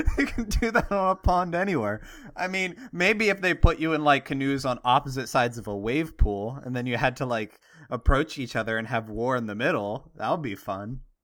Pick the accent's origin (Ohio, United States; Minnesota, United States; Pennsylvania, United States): Pennsylvania, United States; Pittsburgh; I'm from Pittsburgh, uh, steel, steel nation, Steeler nation